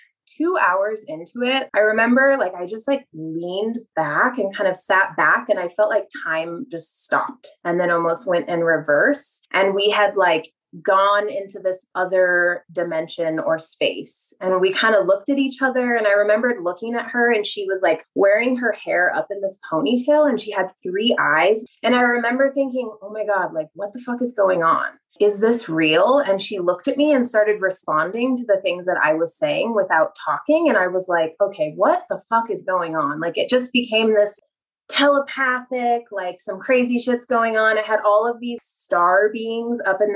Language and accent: English; Mammoth Lakes, California, United States; growing up in Mammoth, like at 8,000 feet